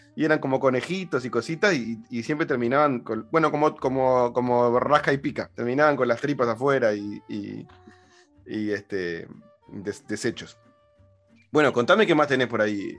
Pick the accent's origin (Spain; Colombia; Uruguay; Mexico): Uruguay; los uruguayos hablamos en un español como muy para dentro